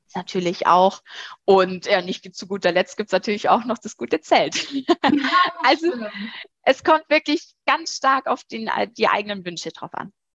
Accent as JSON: {"language": "German", "country": "Germany", "said": "bei uns in Deutschland"}